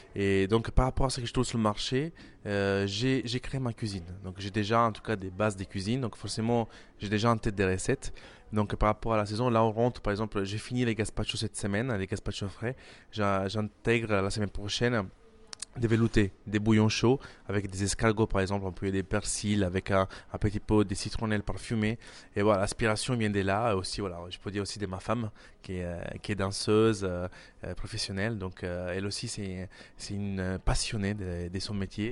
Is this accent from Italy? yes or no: yes; Milan, Lombardy, Italy; French is a second language; moved away as an adult; also born or lived in Calabria; now in Paris, France; J'ai grandi à Milan